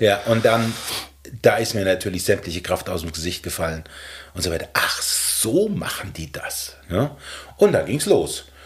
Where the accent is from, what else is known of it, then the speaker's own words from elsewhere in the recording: Ortenberg, Hesse, Germany; moved away as an adult; also born or lived in Gedern / Frankfurt; in unserem Dorf, das hieß Ortenberg, ein ganz kleines mittelalterliches Dorf in der Nähe von Gedern, wo ich geboren bin